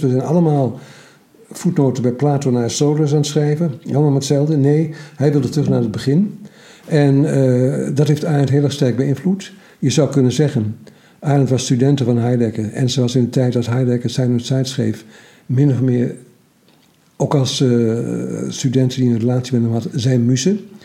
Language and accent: Dutch; Twente, Overijssel, Netherlands; Ik ben Twentenaar